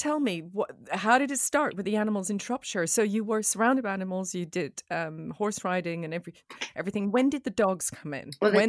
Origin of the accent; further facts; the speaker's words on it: Switzerland; accent: fake American; I have this fake American accent. I'm from Switzerland.